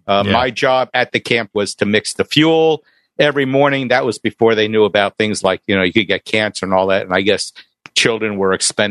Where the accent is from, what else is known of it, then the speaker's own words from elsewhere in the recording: Miami Beach, Florida, United States; You know, I grew up on Miami Beach.